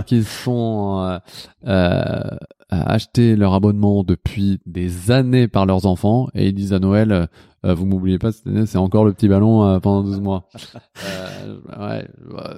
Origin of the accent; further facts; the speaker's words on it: Lyon, Auvergne-Rhône-Alpes, France; now in Paris, France; je viens de Lyon